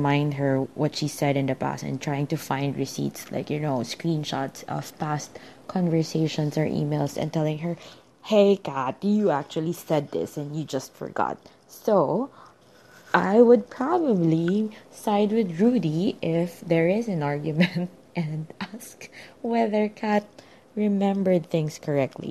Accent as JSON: {"language": "English", "country": "Philippines", "said": "I'm a Filipino reader"}